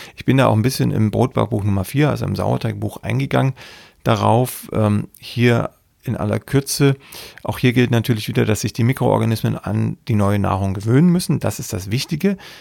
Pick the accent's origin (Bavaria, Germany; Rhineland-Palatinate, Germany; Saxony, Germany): Saxony, Germany; ich komme ja aus Sachsen